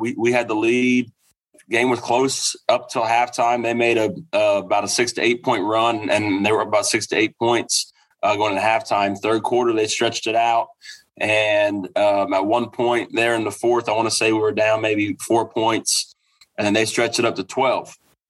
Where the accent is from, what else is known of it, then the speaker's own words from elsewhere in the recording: Lake Hamilton, Arkansas, United States; moved away as an adult; also born or lived in Jonesboro, Arkansas; now in El Dorado, United States; And I'm from Lake Hamilton. I played at Lake Hamilton.